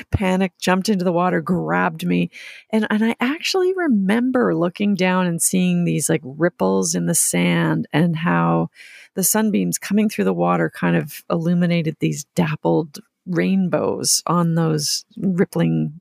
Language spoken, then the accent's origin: English; Mississauga, Ontario, Canada; I grew up in Mississauga and not too far from Lake Ontario